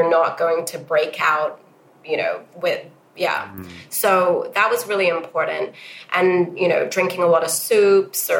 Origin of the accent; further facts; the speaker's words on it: Hong Kong; also born or lived in United States / New York; So I was brought up in Hong Kong and educated between Hong Kong and the US